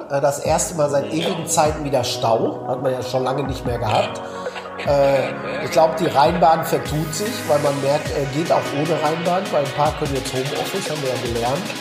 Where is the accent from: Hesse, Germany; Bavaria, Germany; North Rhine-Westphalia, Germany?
North Rhine-Westphalia, Germany; Marl; Also, äh, Roland, ich bin im Mahl groß geworden, direkt neben Gelsenkirchen.